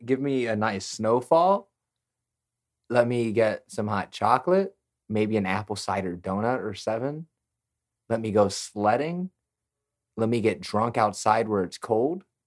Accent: Chicago, Illinois, United States; moved away as an adult; now in San Antonio, United States; I grew up in Chicago

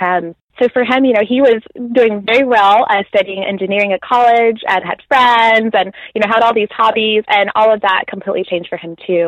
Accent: Nashville, Tennessee, United States; moved away as an adult; now in Birmingham, United Kingdom; I grew up in Nashville

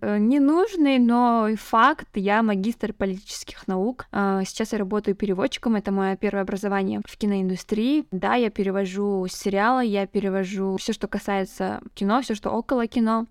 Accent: Kazakhstan; now in Almaty, Kazakhstan

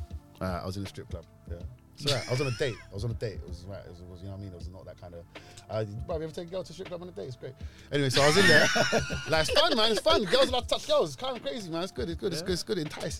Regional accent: London, United Kingdom; Moroccan. I'm a Moroccan full and full. … means black beard. We're from the Berbers, and I've grown up in Mozart State my whole life, and all the Moroccans are in Ladbroke Grove.

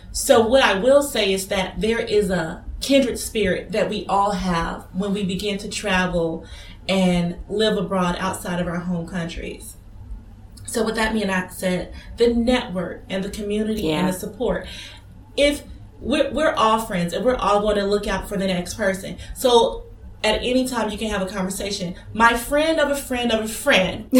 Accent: Atlanta, Georgia, United States; moved away as an adult; now in Ras Al Khaimah, United Arab Emirates; I'm from Atlanta, so I'm from a popular metropolitan

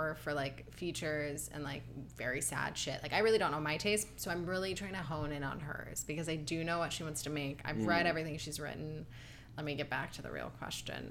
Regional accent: Ohio, United States; also born or lived in New York; now in Los Angeles, United States; I grew up very confused in Ohio

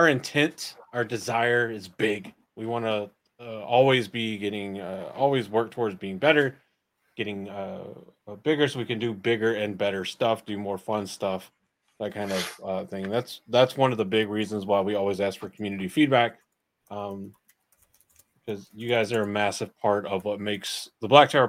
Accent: South Carolina, United States; now in North Carolina, United States; I'm from South Carolina

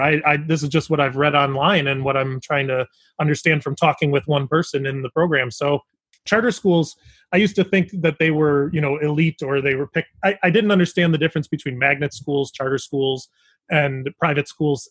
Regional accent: Chicago, Illinois, United States; we're from the Chicago area

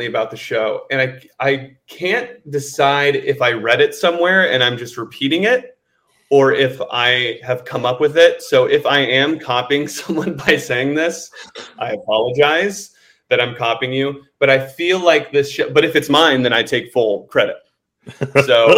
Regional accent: Indiana, United States; I'm from the Midwest as well. I'm from Indiana

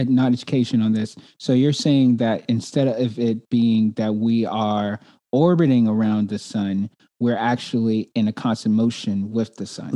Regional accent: New York City, New York, United States; moved away; I'm originally from Brooklyn, New York

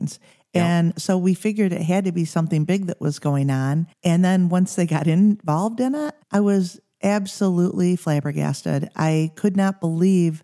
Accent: Cass City, Michigan, United States; moved away as an adult; now in Big Rapids, United States; I grew up in Cass City, Michigan, which is in the Thumb area

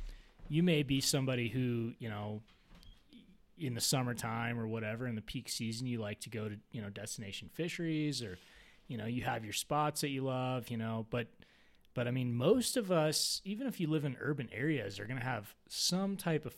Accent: Colorado Springs, Colorado, United States; I grew up in Colorado Springs, and so urban environment.

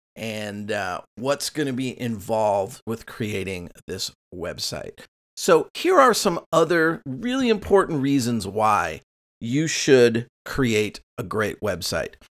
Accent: Costa Mesa, California, United States; my hometown of Costa Mesa, where the school's located

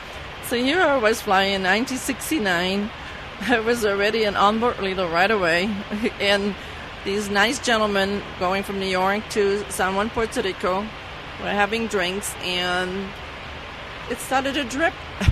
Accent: Netherlands; first language Dutch; English is a second language; now in United States; I was born in the Netherlands, and when I came to this country in 1962, I didn't speak very well English.

